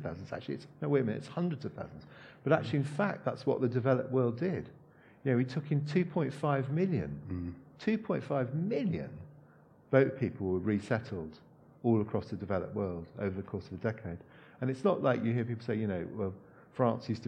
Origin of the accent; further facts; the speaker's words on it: Hong Kong; moved away; I grew up in Hong Kong, and in the 70s in Hong Kong